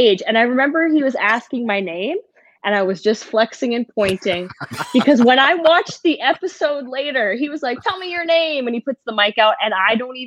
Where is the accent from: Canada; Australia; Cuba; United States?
Canada; Saskatchewan; I'm from Saskatchewan